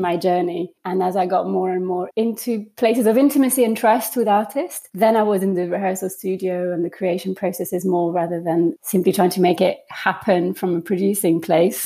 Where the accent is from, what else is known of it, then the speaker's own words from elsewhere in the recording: France; moved away; I grew up in France